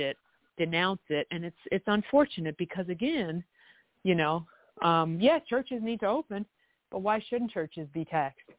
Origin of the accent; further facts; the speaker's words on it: Canada; now in United States; I lived in Canada, I'm from Canada